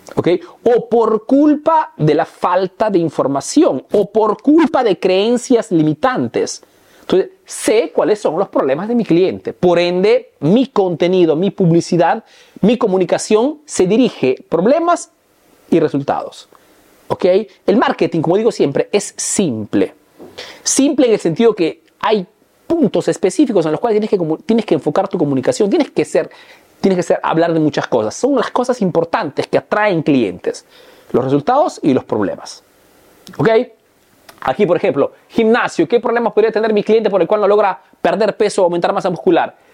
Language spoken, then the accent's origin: Spanish; Peru; now in Italy; soy un emprendedor peruano